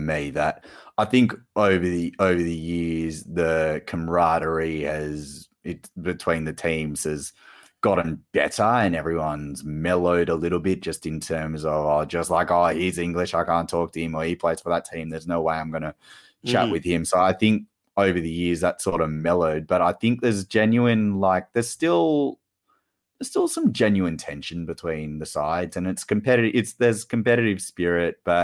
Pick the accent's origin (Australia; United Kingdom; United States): Australia; as an Australian